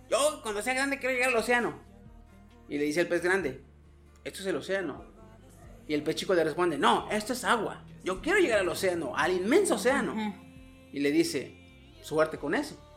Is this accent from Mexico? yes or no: yes; Mexico; Como, buen mexicano